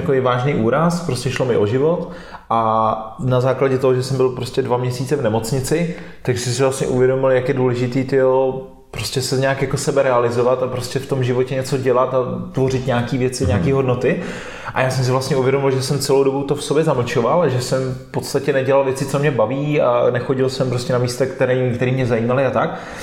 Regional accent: Czechia; mám rád český národ

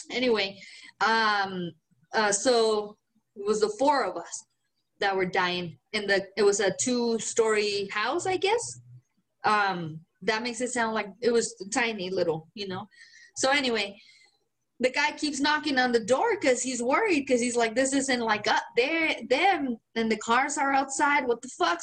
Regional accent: Guanajuato, Mexico; accent: Mexican; English is a second language; moved away; I am from Guanajuato

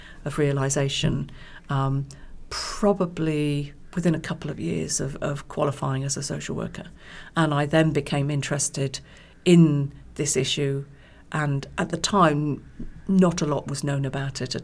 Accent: West Country, South West England, United Kingdom; now in East Anglia, United Kingdom; I was born and brought up in the West Country, so not too far from Wales.

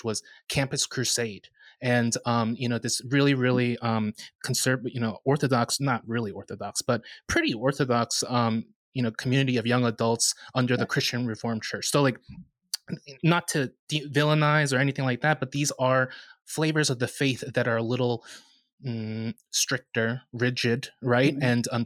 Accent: Northern New Jersey, United States; I grew up in the United Methodist Church, Korean United Methodist Church in Northern New Jersey

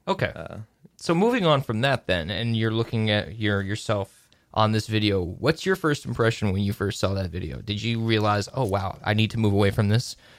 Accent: Woodstock, New York, United States; I'm from Woodstock

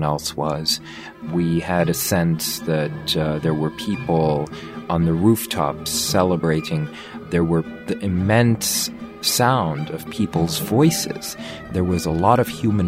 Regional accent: New York, United States; as a New Yorker

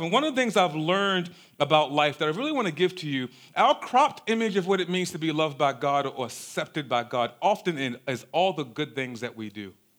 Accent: Baltimore, Maryland, United States; we grew up in South Baltimore in a neighborhood called Cherry Hill

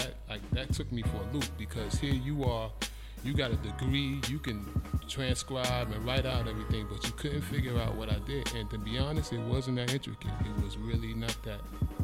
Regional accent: New York City, New York, United States; I'm from the South Bronx, so, I call myself a frustrated Puerto Rican

